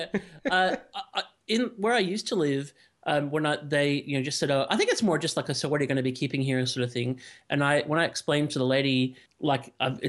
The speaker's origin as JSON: {"language": "English", "country": "United States", "moved": "yes", "lives_now": "Australia", "said": "I'm an American that lives in Australia"}